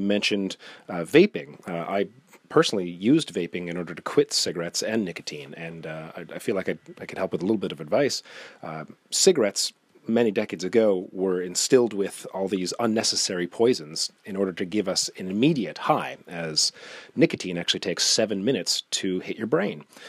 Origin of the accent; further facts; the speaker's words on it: Nova Scotia, Canada; I'm from Nova Scotia, Canada, and listening to C B C radio was kind of a staple when growing up